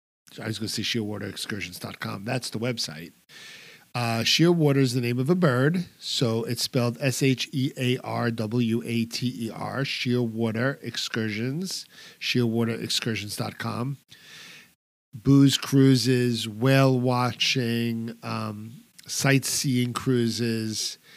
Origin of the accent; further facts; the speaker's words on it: New York, United States; And I'm a New Yorker, so I move at a very quick speed.